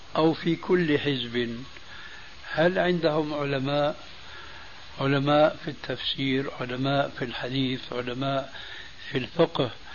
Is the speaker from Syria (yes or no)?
yes; Syria; عندنا في سوريا